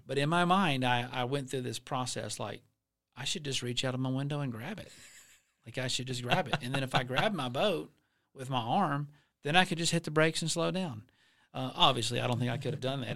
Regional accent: Alabama, United States; now in Florida, United States; I'm from Alabama

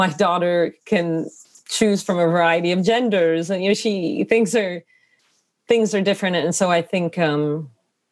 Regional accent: Connecticut, United States; my own experience growing up in Connecticut.

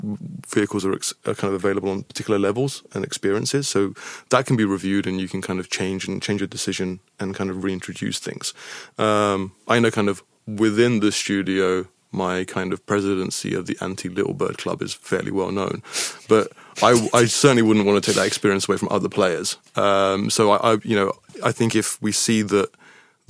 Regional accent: United Kingdom; I'm British

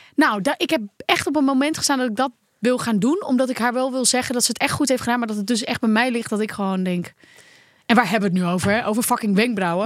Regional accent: Netherlands; Als Nederlanders

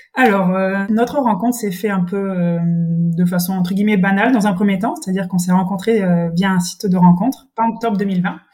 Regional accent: Brittany, France; now in Toulouse, France; je suis bretonne

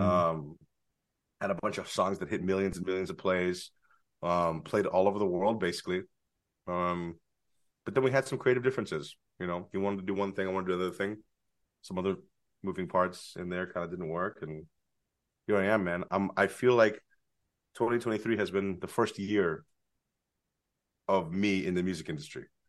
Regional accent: San Francisco, California, United States; moved away as an adult; also born or lived in Los Angeles; now in San Francisco, United States; When I was growing up in San Francisco

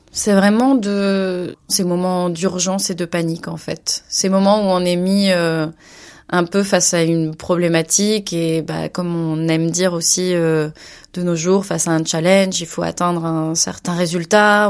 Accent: Bordeaux, Nouvelle-Aquitaine, France; moved away as an adult; now in Barcelona, Spain; je viens de Bordeaux, mais j'habite euh, donc euh, en Espagne à Barcelone

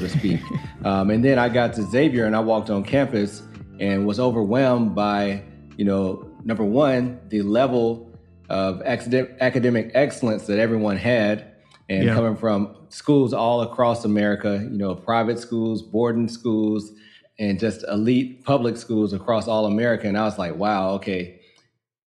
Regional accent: Muscle Shoals, Alabama, United States; moved away as an adult; also born or lived in New Orleans, Louisiana / Washington, D.C.; I grew up in North Alabama, Muscle Shoals, Alabama

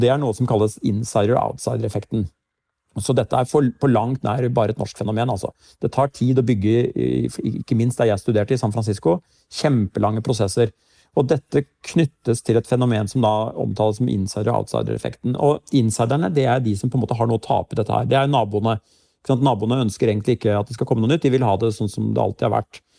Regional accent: Larvik, Vestfold, Norway; Jeg kommer jo selv fra Larvik

